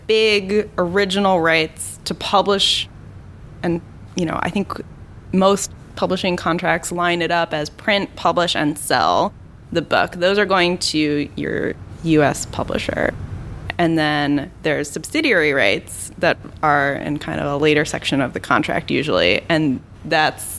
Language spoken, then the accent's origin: English; Pennsylvania, United States; I'm from Pennsylvania, and in Pennsylvania, every high school senior has to do this project